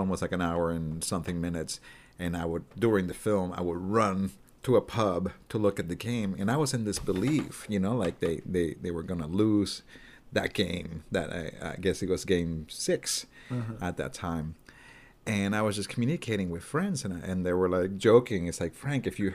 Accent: Puerto Rico; moved away; also born or lived in Vancouver, Canada; I'm from Puerto Rico, and as you can imagine, there's no hockey in Puerto Rico.

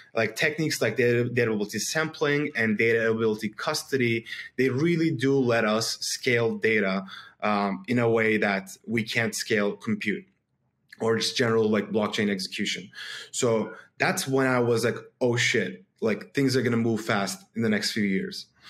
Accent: Istanbul, Turkey; I'm from Istanbul, Turkey

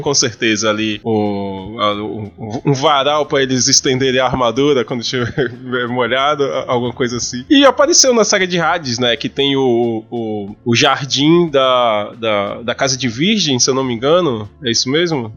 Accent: Salvador, Bahia, Brazil; A minha infância em Cavaleiros do Zodíaco foi em Salvador

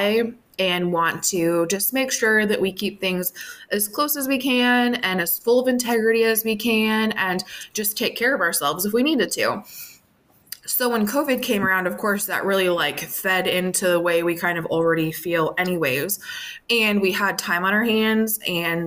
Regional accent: outside of Minneapolis, Minnesota, United States; I grew up outside of Minneapolis, more of like a suburb type setting

